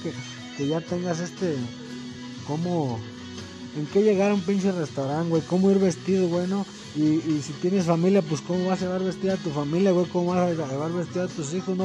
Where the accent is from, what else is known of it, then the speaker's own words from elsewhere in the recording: Mexico; Somos mexicanos.